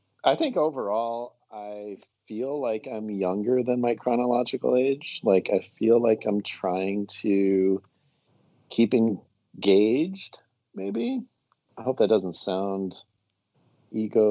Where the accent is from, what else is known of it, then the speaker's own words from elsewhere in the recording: Toledo, Ohio, United States; moved away as an adult; also born or lived in Southeast Michigan; now in Atlanta, United States; I did most of my growing up in Northwest Ohio